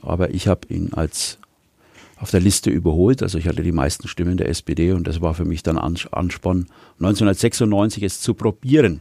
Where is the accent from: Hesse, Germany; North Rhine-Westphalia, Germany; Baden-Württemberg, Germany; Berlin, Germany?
Baden-Württemberg, Germany; Wilhelmsdorf; Wilhelmsdorf hat eine besondere Bedeutung für mich, weil ich äh, dort in der Hauptstraße 64 geboren bin. Deswegen ist es meine Heimat. Ähm, bin ich aufgewachsen